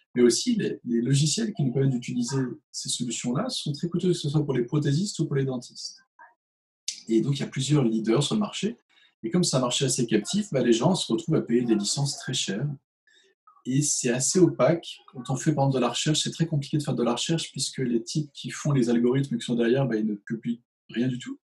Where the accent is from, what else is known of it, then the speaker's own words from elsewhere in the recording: Chartres, Centre-Val de Loire, France; also born or lived in Switzerland; Je venais du 28, je venais de Chartres